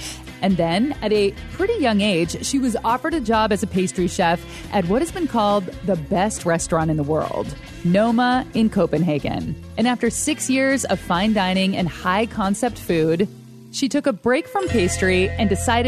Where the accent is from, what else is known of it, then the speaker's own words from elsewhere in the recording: California, United States; I grew up in California, and so I consider myself kind of a Mexican food snob.